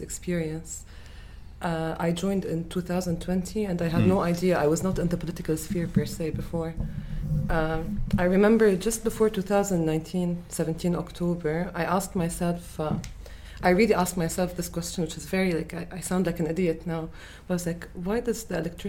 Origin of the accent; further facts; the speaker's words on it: Beirut, Beirut Governorate, Lebanon; also born or lived in Nabatieh / South Lebanon; I was raised in Beirut